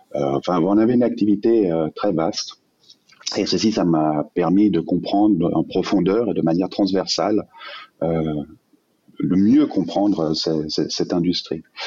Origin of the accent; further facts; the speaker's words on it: Geneva, Switzerland; also born or lived in Vallée de Joux; je suis suisse, je suis né à, Genève.